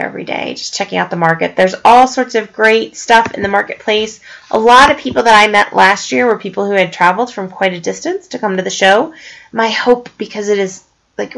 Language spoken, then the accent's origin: English; Longmont, Colorado, United States; here in my hometown of Longmont, Colorado